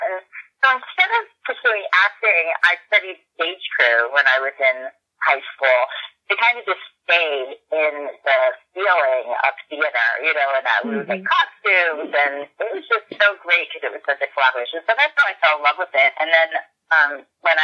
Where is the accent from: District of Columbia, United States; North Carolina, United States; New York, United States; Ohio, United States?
New York, United States; New York City; I grew up in Brooklyn, which was, you know, so close to New York City